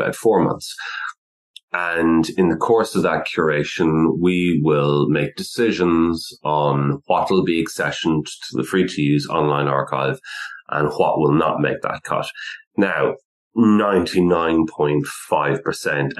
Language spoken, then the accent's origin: English; Ireland; now in United Kingdom; I'm not actually born and raised in the UK. I'm from the Republic of Ireland.